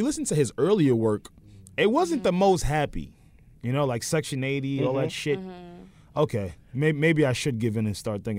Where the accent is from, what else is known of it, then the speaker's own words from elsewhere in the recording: Roosevelt, New York, United States; so I'm from Roosevelt.